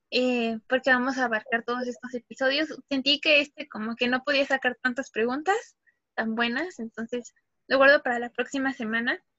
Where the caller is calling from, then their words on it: Tijuana, Baja California, Mexico; Hola, ¿qué tal? Yo soy … me conecto desde Tijuana.